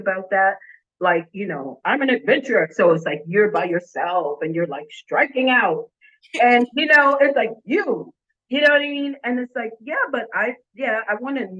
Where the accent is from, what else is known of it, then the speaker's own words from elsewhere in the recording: New York, United States; I'm New Yorker.